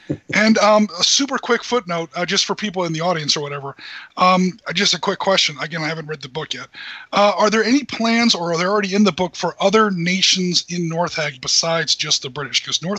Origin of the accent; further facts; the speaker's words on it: United States; That's what I was waiting for, you know, being the American.